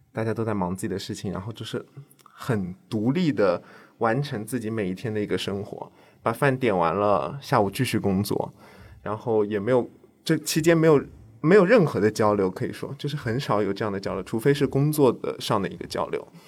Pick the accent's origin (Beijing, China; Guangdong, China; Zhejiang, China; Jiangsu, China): Jiangsu, China; moved away as an adult; now in Shanghai, China; 我不是上海人，我是江苏人